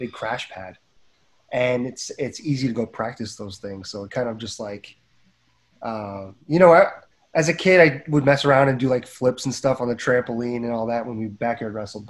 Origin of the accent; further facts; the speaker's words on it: Edison, New Jersey, United States; my hometown in Edison, New Jersey.